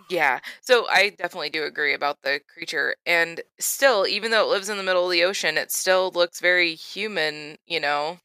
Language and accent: English; Florida, United States; I grew up in Florida, and I went to the beach a lot and swam in the ocean a lot